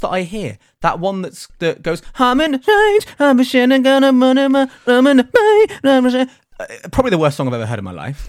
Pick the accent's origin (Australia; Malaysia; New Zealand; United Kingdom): United Kingdom; we are three British